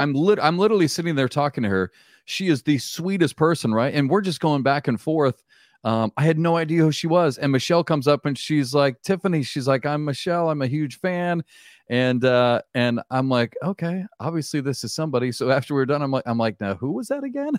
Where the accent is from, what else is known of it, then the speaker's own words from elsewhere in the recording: Iowa, United States; I grew up in Iowa